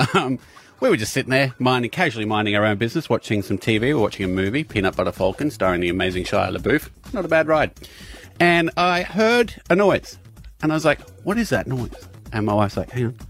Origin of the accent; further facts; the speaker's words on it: Scotland, United Kingdom; now in Queensland, Australia; I grew up in Scotland